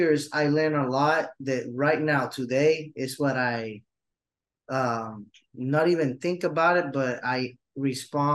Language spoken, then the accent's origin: English; Puerto Rico; I ended up staying in Puerto Rico, going to college, start working, and then got super involved in the ministry in my hometown local church.